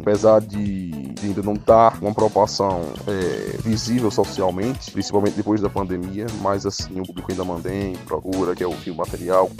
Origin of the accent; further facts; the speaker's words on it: Juazeiro, Bahia, Brazil; also born or lived in Rio de Janeiro; Eu sou um filho da terra, eu nasci aqui em Juazeiro